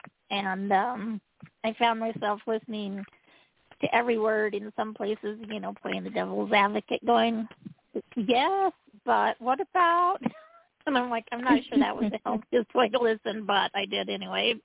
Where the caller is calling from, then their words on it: Utah, United States; calling from Utah